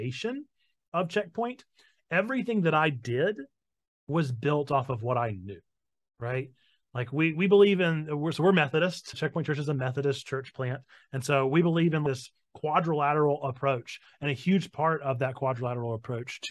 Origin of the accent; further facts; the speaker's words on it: North Carolina, United States; I'm from North Carolina